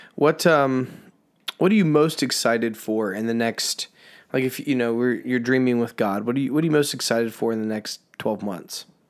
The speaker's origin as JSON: {"language": "English", "region": "Indiana", "country": "United States", "tie": "born or raised there", "said": "we're from the Midwest. We've grown up in Indiana"}